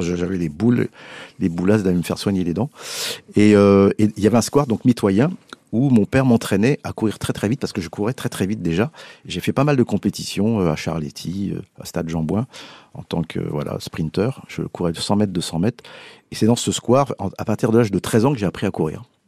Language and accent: French; Paris, Île-de-France, France; je suis un vrai parisien gauche. Mais oui. même prendre l'accent de Belleville